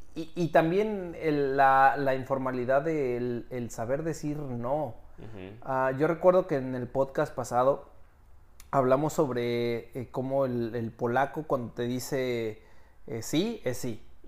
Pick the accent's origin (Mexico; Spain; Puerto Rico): Mexico; moved away; Ah, pues soy mexicano.